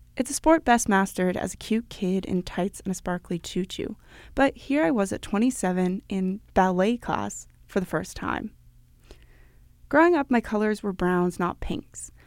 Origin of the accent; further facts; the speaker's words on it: Copenhagen, Capital Region of Denmark, Denmark; my hometown of Copenhagen